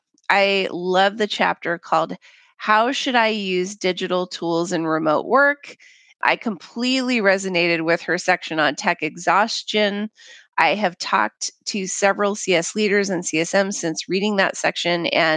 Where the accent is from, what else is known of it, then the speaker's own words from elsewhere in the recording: Papua New Guinea; But that said, I'm a third culture kid. I grew up in Papua New Guinea